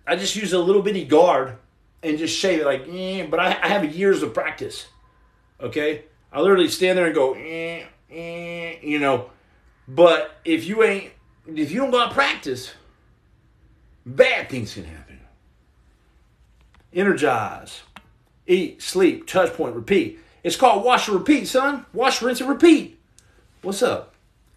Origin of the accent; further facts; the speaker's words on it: Texas, United States; I'm from Texas